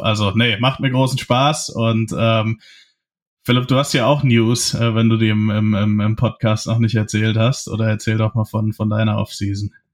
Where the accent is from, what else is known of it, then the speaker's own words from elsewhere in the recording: Hesse, Germany; ich komme ja aus Hessen